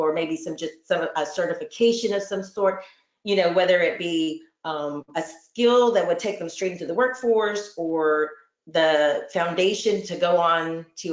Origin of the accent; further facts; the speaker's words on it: Houston, Texas, United States; grew up in the Houston Galveston area